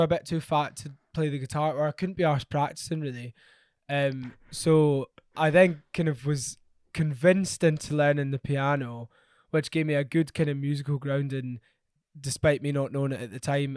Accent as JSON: {"language": "English", "town": "Glasgow", "region": "Scotland", "country": "United Kingdom", "tie": "born or raised there", "moved": "yes", "lives_now": "London, United Kingdom", "said": "I grew up in Glasgow and I love Glasgow so, so much, um, even though I currently live in London"}